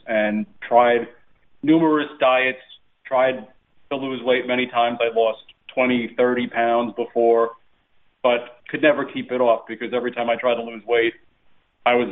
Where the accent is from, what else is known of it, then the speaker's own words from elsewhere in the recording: New York, United States; now in Florida, United States; We were Italian-American growing up in New York